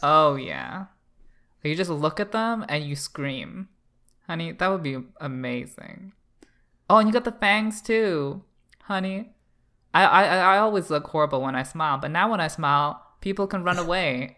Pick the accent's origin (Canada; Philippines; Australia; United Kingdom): Canada; I'm Canadian